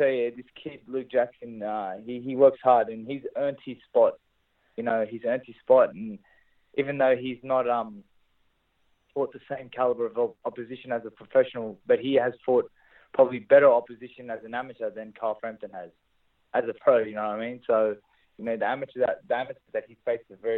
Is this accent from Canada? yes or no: no; Australia; my hometown of Australia